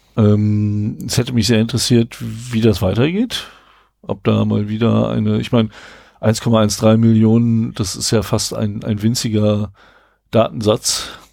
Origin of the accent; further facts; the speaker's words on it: Braunschweig, Lower Saxony, Germany; wir kommen beide aus Braunschweig